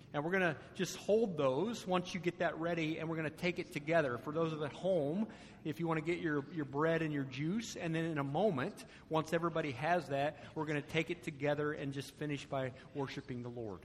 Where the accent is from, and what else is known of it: United States